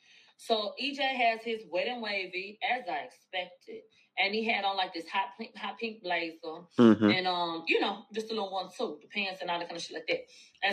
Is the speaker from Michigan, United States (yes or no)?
no; Houston, Texas, United States; I'm from Houston, Moniz.